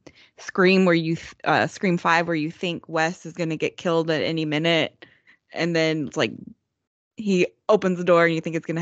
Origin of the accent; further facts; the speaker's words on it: Texas, United States; I'm from Texas.